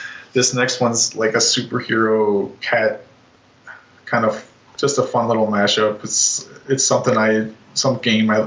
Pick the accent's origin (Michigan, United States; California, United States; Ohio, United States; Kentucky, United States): Ohio, United States; moved away; also born or lived in Chicago area, Illinois; my hometown in Ohio